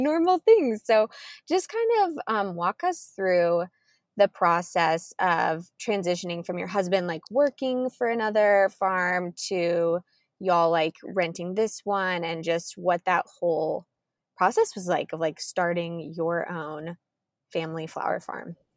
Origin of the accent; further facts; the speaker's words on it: Kansas, United States; moved away; I am originally from Kansas. We're moving back there this fall